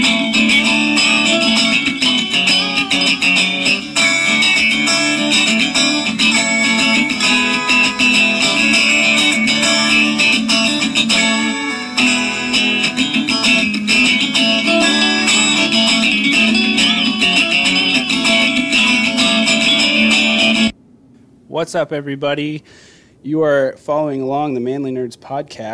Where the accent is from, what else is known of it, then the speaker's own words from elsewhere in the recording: Iowa, United States; We're all from Iowa, so we are Central Standard Time